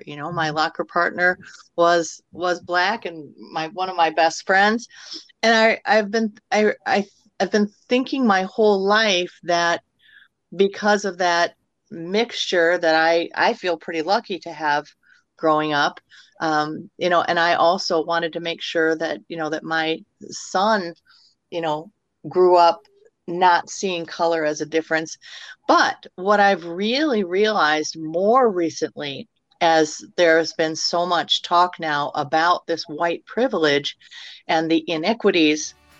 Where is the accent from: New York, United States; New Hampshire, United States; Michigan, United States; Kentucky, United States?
Michigan, United States; Eau Claire; I grew up in Eau Claire during the time of the initial issues with the desegregation case and the subsequent busing issues.